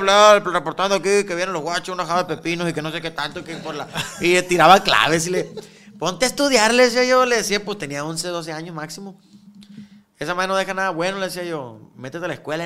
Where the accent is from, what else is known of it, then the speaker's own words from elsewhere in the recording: Guamúchil, Sinaloa, Mexico; now in Culiacán, Mexico; Somos de Guamuchil todos, ¿ah? Pero pues yo ya tengo años viviendo aquí